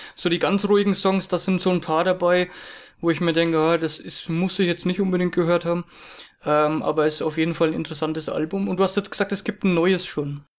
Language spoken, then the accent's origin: German; Germany; ich bin aus Deutschland